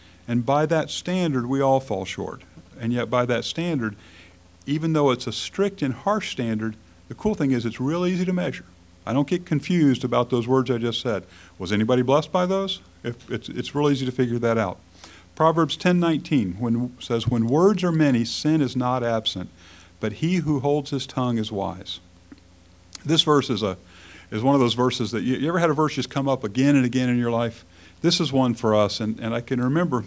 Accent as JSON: {"language": "English", "country": "United States", "said": "As free Americans in the 21st century"}